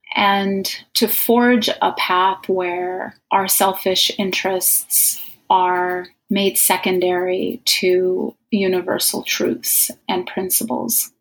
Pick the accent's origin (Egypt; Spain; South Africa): Egypt; moved away; I was originally from Egypt